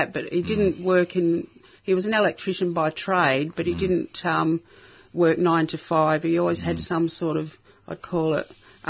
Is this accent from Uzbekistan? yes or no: no; England, United Kingdom; born there; They were all Australian. I was born in England, so I went back on my British passport.